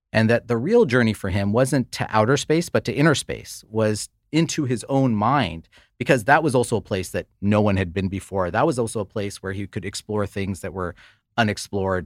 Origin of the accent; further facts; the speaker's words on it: United States; we both grew up in the United States